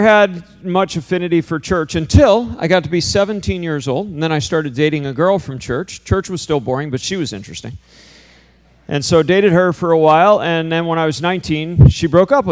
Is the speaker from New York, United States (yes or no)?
yes; Hyde Park, New York, United States; I grew up in upstate New York, too, you know, in Poughkeepsie area. I grew up in Hyde Park, New York